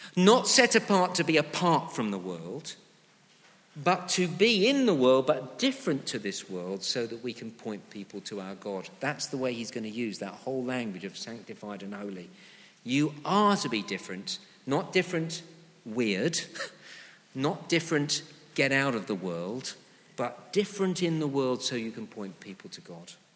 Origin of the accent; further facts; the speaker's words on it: United Kingdom; the moral norms of our, our nation had largely been shaped by Christian values